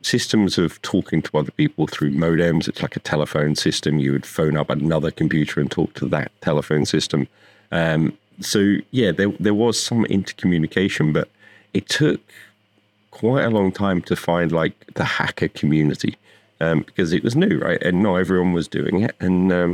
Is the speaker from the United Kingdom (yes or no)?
yes; United Kingdom; moved away as an adult; now in Las Vegas, United States; I'm from the UK, I grew up there. I've lived there for most of my life